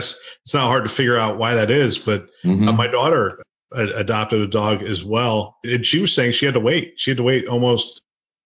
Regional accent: Pennsylvania, United States; I grew up in Pennsylvania

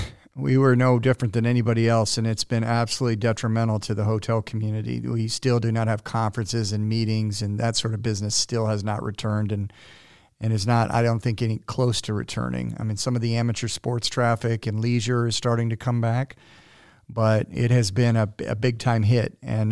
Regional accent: Cuba; also born or lived in Puerto Rico / San Diego; But I grew up in Cuba and Puerto Rico, which was fascinating and totally awesome.

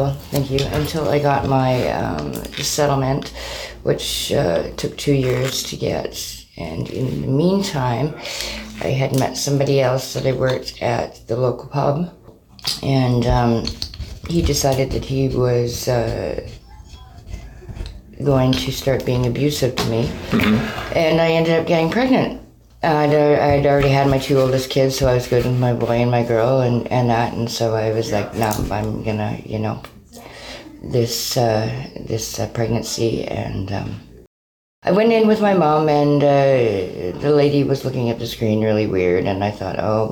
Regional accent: Burnaby, British Columbia, Canada; moved away as an adult; also born or lived in Vancouver / Calgary; now in Kelowna, Canada; Born and raised, yeah. Mostly Burnaby

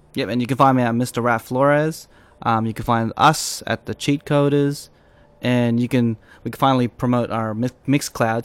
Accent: Australia; accent: Australian; when I talk and I act, it's full Australian

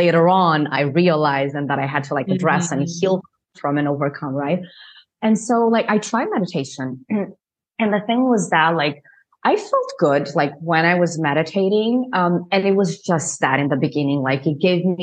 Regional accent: Portugal; moved away as an adult; also born or lived in New Jersey, United States; now in Spain; I am from Portugal, I am in Spain right now

